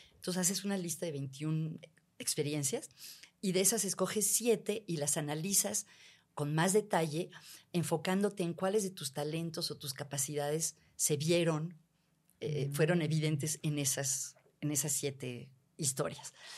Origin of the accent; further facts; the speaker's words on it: Mexico; mexicanos en general tenemos niveles muy altos de felicidad